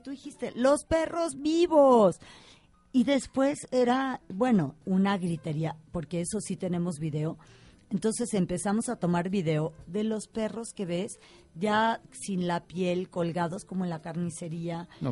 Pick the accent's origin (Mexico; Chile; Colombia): Mexico